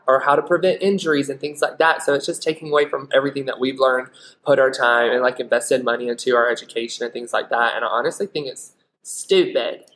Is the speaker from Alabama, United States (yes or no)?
yes; Alabama, United States; also born or lived in Florida; now in Utah, United States; I grew up in Alabama, but I went to beauty school in Florida